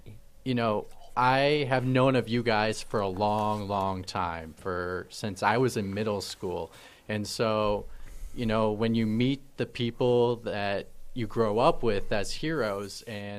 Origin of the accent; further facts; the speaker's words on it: Wisconsin, United States; moved away as an adult; also born or lived in Minnesota; So I was born and raised in Wisconsin, spent the last 10 years in Minnesota